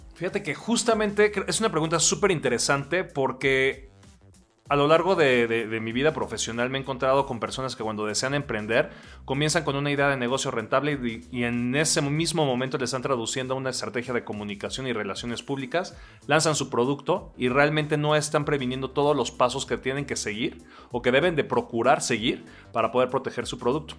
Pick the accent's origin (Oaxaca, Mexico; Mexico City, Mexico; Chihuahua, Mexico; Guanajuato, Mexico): Oaxaca, Mexico; soy un oaxaqueño de 39 años